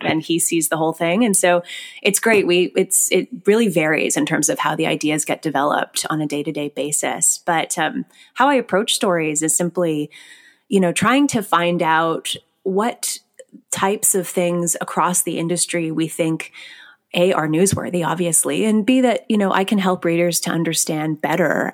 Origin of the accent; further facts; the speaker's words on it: Scarborough, Ontario, Canada; I grew up in Scarborough, Ontario